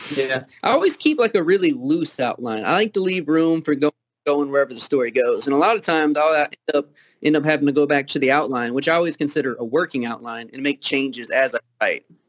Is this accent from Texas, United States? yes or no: no; Kentucky, United States; accent: Southern; also born or lived in Toledo, Ohio; Being from Kentucky